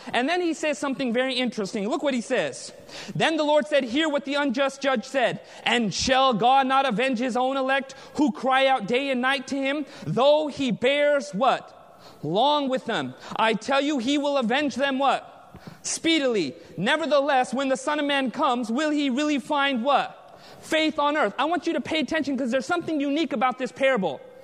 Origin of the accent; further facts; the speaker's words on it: United States; Being born and raised in America